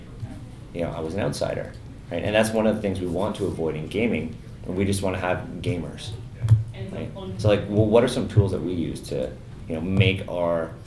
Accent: Toronto, Ontario, Canada; I grew up in the West End around High Park

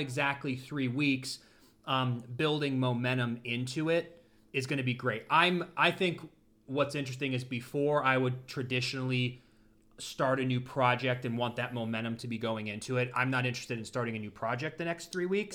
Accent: Ashtabula, Ohio, United States; also born or lived in Los Angeles; now in Florida, United States; my hometown, Ashtabula

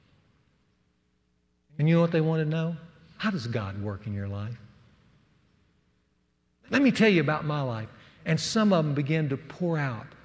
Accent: the South, United States; accent: Southern; moved away as an adult; I was the only guy from the South. They made fun of my Southern accent

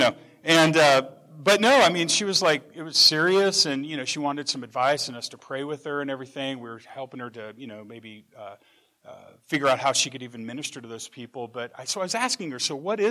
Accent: Ord, Nebraska, United States; I'm from Ord, Nebraska

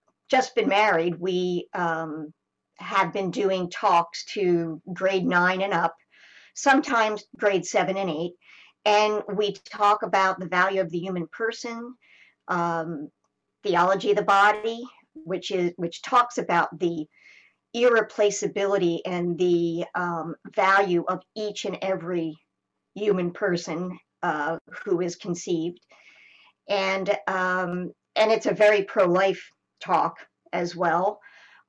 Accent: United States; now in Canada; I'm American

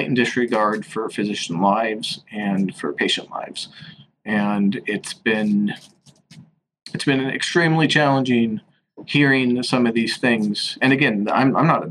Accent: Washington, United States; moved away as an adult; now in New York City, United States; I'm from the West Coast, I'm from the state of Washington, and I'm now out here in New York City

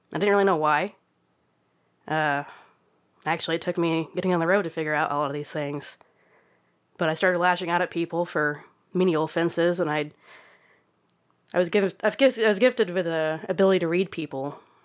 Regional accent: Oklahoma, United States; being born and raised in Oklahoma

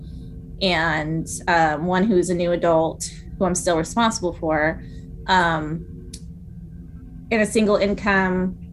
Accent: California, United States; also born or lived in San Diego, California / Hawaii; I've lived in California my whole life. I'm originally from Southern California. I was born in San Diego

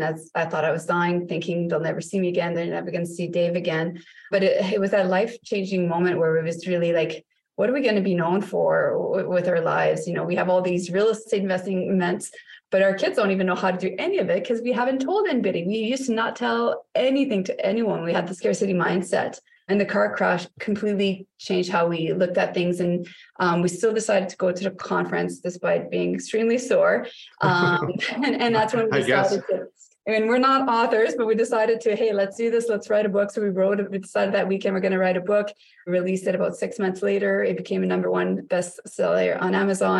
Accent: Canada; now in North Bay, Canada; So we are Canadians as well. We're located in North Bay, Ontario

